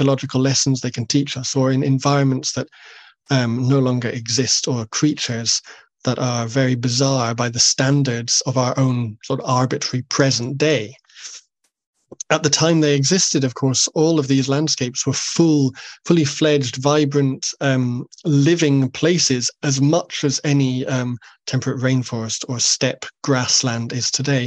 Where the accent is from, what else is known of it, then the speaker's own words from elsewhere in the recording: Rannoch, Highlands, Scotland, United Kingdom; I grew up in Rannoch in the Highlands.